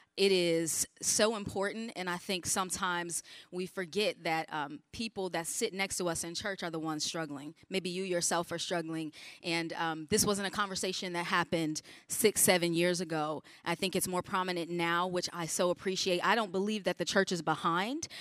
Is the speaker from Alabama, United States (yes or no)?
no; Chicago, Illinois, United States; I grew up in the Chicago region